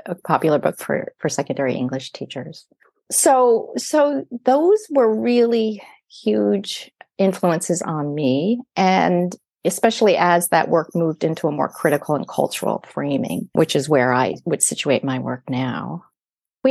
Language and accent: English; United States; now in Canada; I grew up in the United States